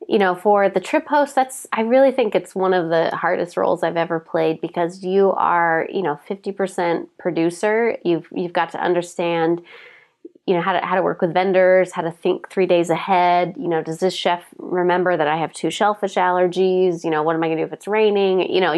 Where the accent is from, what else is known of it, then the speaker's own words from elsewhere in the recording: Portland, Oregon, United States; come from Portland, we do things always a little different here.